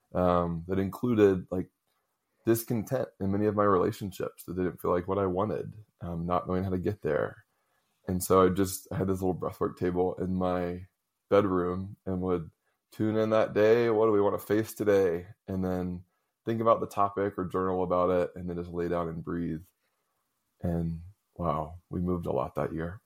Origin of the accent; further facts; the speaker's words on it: Raleigh, North Carolina, United States; I grew up in the South, in Raleigh, North Carolina